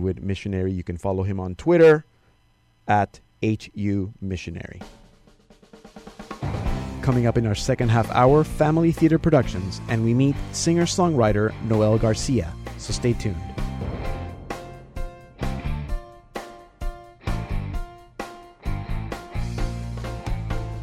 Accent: Panama; I remember growing up in Panama

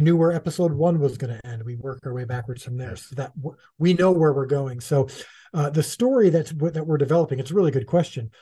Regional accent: United States; as an American Gentile

